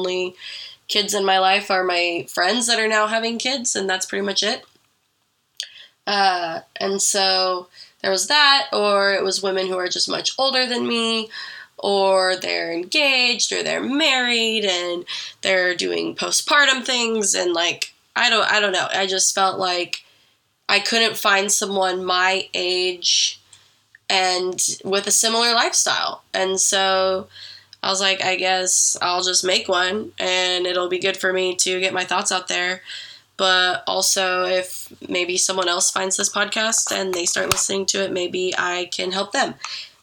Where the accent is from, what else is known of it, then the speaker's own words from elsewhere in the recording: Oregon, United States; moved away as an adult; I grew up in Oregon